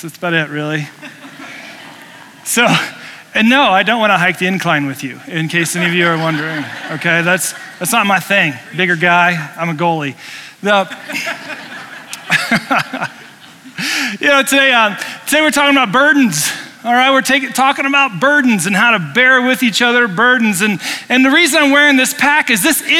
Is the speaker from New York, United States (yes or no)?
no; Indiana, United States; now in Colorado, United States; I grew up in Indiana